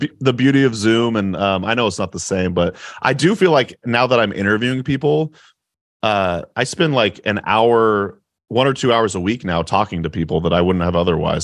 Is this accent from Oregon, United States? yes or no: yes; Oregon, United States; moved away as an adult; now in Appleton, United States; I'm from Oregon